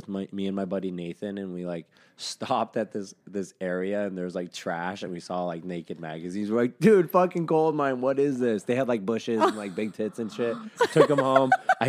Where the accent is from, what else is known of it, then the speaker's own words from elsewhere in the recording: Arizona, United States; Arizona. I grew up in Arizona.